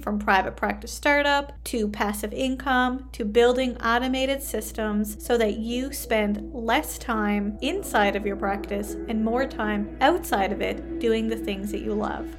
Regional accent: Canada; I am a Canadian social worker

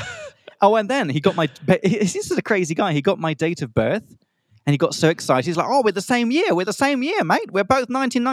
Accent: Czechia; I'm from Czech Republic. Central Europe is doable

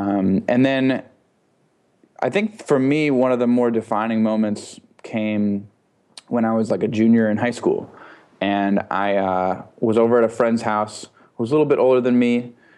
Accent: Minneapolis, Minnesota, United States; now in New York, United States; I'm from Minneapolis

